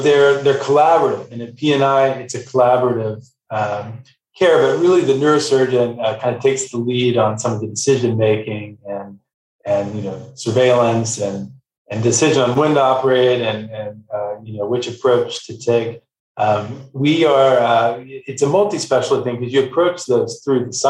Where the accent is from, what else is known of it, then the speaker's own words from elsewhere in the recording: Texas, United States; I'm from Texas originally